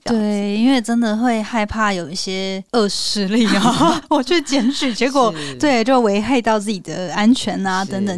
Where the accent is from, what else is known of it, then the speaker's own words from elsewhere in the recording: Taiwan; moved away; also born or lived in United States; 我们身为台湾人的这个义务